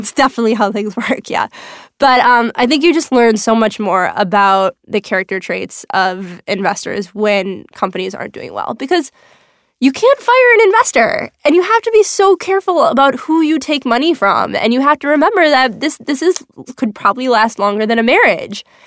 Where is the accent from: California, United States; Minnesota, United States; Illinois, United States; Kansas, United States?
Minnesota, United States; moved away as an adult; also born or lived in Chicago; now in New York, United States; I am from Minnesota, Minnetonka, Minneapolis, Minnesota